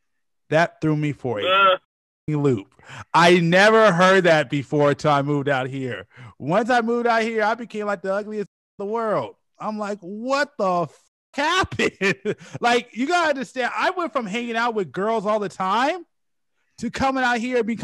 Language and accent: English; Bay Area, California, United States; now in Lancaster, United States; I'm not from here. I'm from the Bay Area.